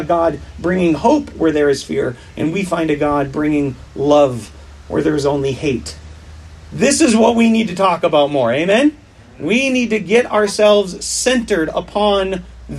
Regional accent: Wisconsin, United States; I grew up in Wisconsin

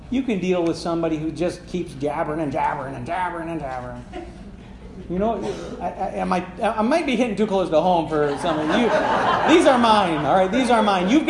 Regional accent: Sagola, Michigan, United States; I grew up in Sagola.

